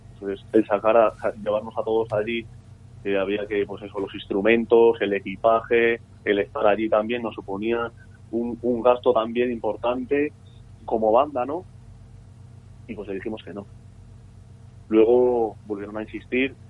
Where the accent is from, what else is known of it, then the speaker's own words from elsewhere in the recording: San Sebastián, Basque Country, Spain; Nosotros desde, pequeños hemos estado en la encastola eh, hemos, hemos convivido con, la cultura vasca porque somos vascos.